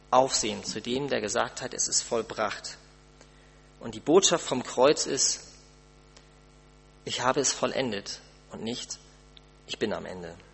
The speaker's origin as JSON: {"language": "German", "country": "Germany", "said": "Man muss doch, als Deutscher doch umso mehr, man muss doch irgendwas tun können."}